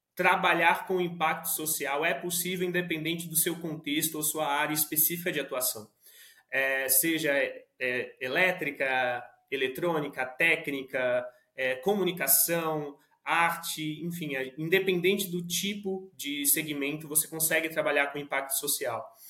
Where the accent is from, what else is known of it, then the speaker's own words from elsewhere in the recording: Suzano, São Paulo, Brazil; now in São Paulo, Brazil; aqui moro em São Paulo, sou nascido e criado em Suzano, região metropolitana de São Paulo